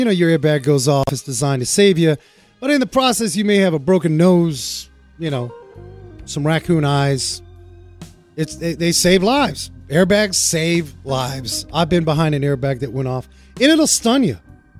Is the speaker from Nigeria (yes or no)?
no; Frankfurt, Hesse, Germany; born there; I was born in Frankfurt.